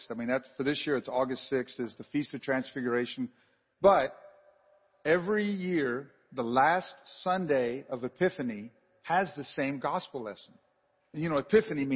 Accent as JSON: {"language": "English", "region": "the South", "country": "United States", "said": "I am from the South."}